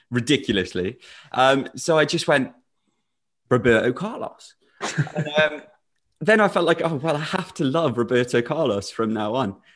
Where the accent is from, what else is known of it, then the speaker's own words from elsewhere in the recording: Shropshire, West Midlands, United Kingdom; I'm from Shropshire. I live in Shrewsbury.